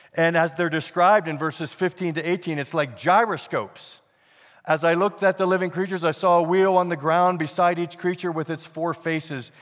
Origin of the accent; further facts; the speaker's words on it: Pennsylvania, United States; now in Denver, United States; I grew up in Pennsylvania